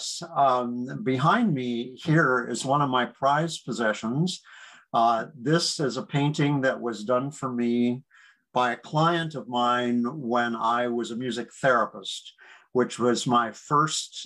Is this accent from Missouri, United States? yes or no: no; near Gettysburg, South Central Pennsylvania, United States; moved away; also born or lived in New York / Michigan; I grew up in South Central Pennsylvania, near Gettysburg, Pennsylvania